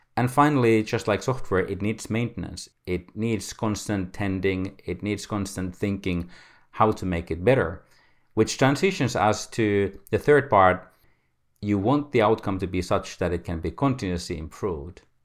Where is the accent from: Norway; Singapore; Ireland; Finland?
Finland; I come from Finland